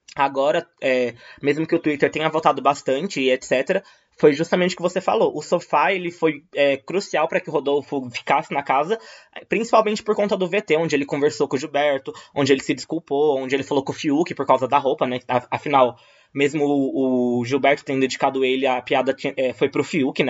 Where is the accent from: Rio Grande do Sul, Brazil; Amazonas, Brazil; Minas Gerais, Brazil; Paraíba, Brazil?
Minas Gerais, Brazil; moved away as an adult; now in São Paulo, Brazil; eu nasci em Minas, me mudei para São Paulo para fazer faculdade